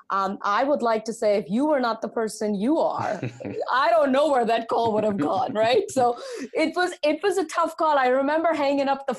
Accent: India; now in United States; growing up in India, I'm an immigrant to this country. Growing up in India, the age of 10

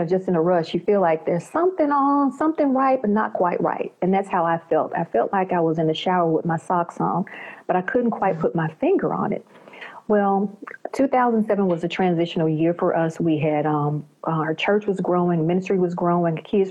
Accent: Memphis, Tennessee, United States; I'm from the United States, and I'm from this southern region, Memphis, Tennessee area

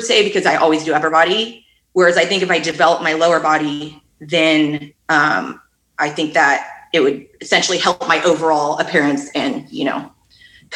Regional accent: Fremont, California, United States; I grew up in Fremont

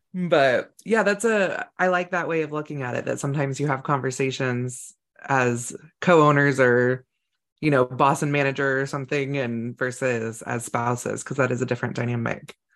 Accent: California, United States; I grew up in California

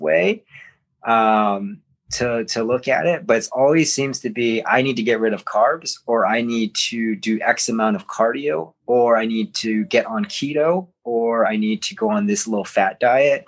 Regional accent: Hawaii, United States; growing up in Hawaii

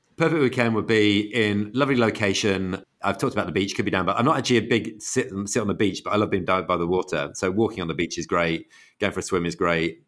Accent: Manchester, North West England, United Kingdom; moved away as an adult; now in United States; we're all from Manchester, so I grew up in a family which is a huge City fan family.

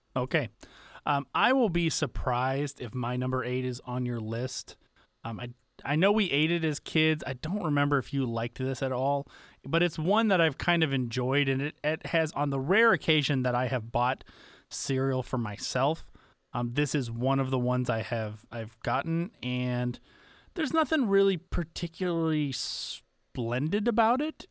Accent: the South, United States; growing up in the South

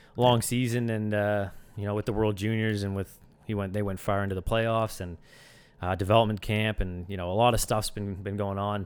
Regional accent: Sackville, New Brunswick, Canada; moved away as an adult; also born or lived in Antigonish, Nova Scotia; now in Halifax, Canada; I grew up in, in Sackville, New Brunswick, just a small town, uh, not too far outside of Moncton

